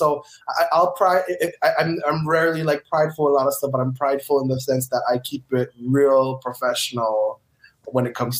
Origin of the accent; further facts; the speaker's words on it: Honolulu, Hawaii, United States; moved away as an adult; now in Los Angeles, United States; Growing up in Hawaii with Filipino parents was fun.